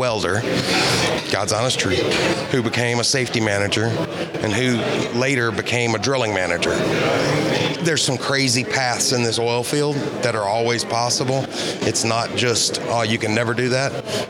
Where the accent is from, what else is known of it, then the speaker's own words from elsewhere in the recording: Alexandria, Louisiana, United States; now in Gonzales, United States; I grew up in Alexandria, so right down the road.